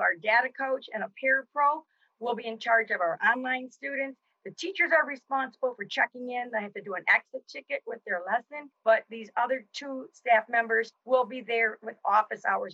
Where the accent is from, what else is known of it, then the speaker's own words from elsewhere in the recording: Jackson, United States; also born or lived in South Carolina; I moved back to my hometown in 1986